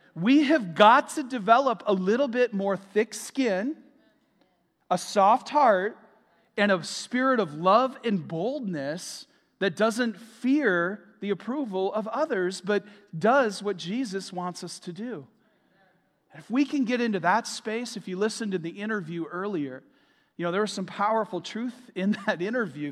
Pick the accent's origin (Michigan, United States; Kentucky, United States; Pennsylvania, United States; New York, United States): Michigan, United States; moved away as an adult; now in Florida, United States; We're from Michigan. Uh, we moved here in twenty twenty